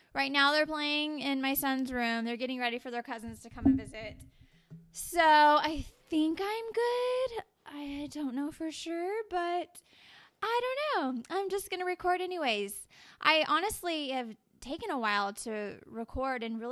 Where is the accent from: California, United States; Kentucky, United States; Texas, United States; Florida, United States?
Texas, United States; Dallas; I'm from Dallas, Texas